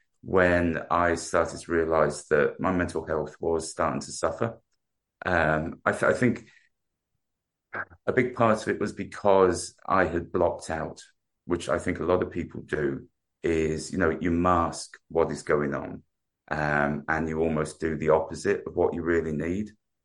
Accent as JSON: {"language": "English", "region": "London", "country": "United Kingdom", "tie": "born or raised there", "also_born_or_lived": "Shropshire / Wrexham, Wales / Birmingham", "moved": "yes", "lives_now": "Ballina, Ireland", "said": "as you can tell by my accent, although I live in Ballinar, I'm not originally from Ballinar. Grew up in South London. And moved around a little bit, mostly because of my dad's work and things like that. So lived in a couple of places in South London"}